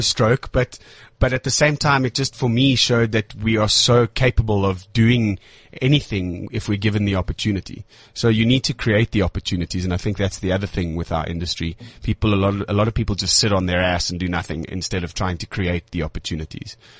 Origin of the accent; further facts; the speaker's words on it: South Africa; I'm a South African actor